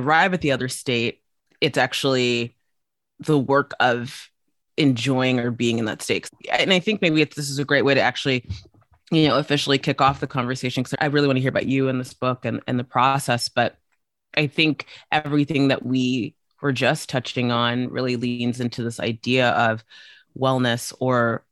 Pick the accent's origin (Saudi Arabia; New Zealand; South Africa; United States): South Africa; moved away; I grew up for a good chunk of my life in South Africa